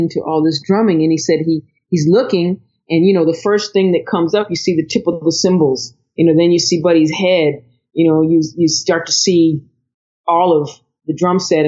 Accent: Ohio, United States; moved away; also born or lived in Connecticut; I'm from Ohio

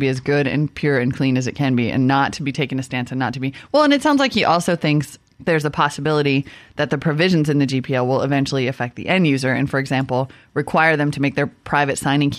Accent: Midwest, United States; growing up in the Midwest.

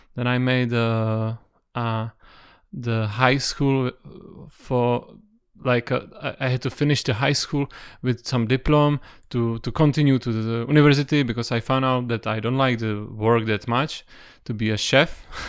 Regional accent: Prague, Czechia; I was born in Prague. I, I live in Prague whole life, and I was raised uh, close

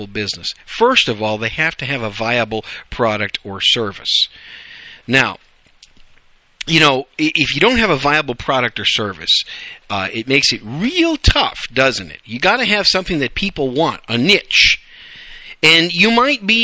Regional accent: Wisconsin, United States; also born or lived in New York City, New York, United States; now in Dallas-Fort Worth, United States; raised in Wisconsin

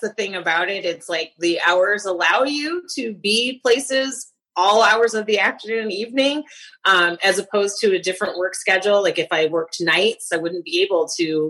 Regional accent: Lansing, Michigan, United States; also born or lived in Detroit, Michigan; I was raised in Lansing, and I went to college at Michigan State

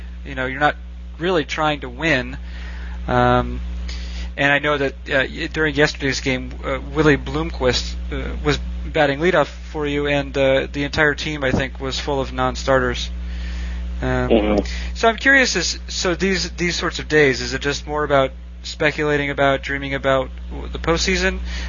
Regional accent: New England, United States; I grew up in New England and certainly grew up a Red Sox fan

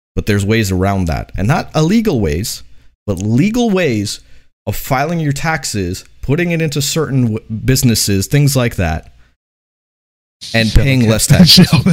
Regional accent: United States; I would consider myself a, an American

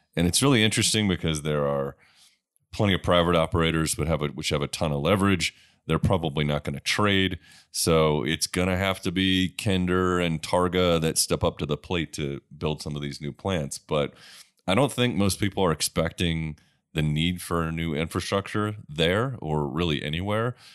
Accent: Sullivan's Island, South Carolina, United States; moved away; I come from South Carolina. Uh, the house I grew up in, uh, on Sullivan's Island

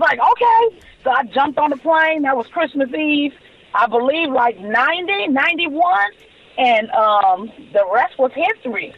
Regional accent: Los Angeles, California, United States; I'm born and raised Los Angeles, California

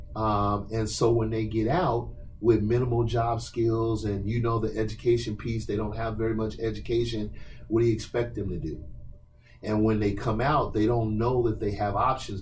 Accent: Portland, Oregon, United States; when I was a young person growing up in Northeast Portland in the late 70s

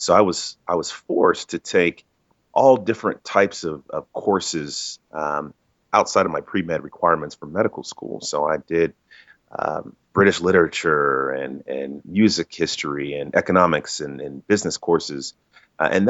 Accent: Dallas, Texas, United States; came back home to Dallas. I'm originally from Dallas

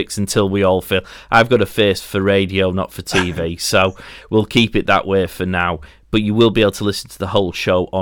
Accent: Yorkshire and the Humber, United Kingdom; I'm from Yorkshire

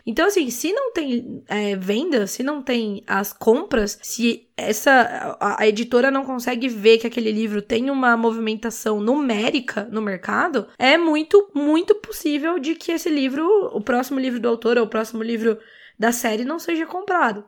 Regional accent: interior of São Paulo, Brazil; Eu sou do interior de, de São Paulo

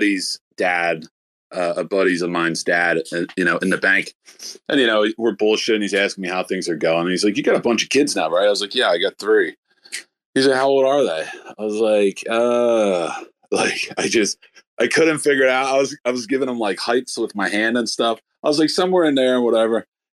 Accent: Philadelphia, Pennsylvania, United States; I'm from Philadelphia area

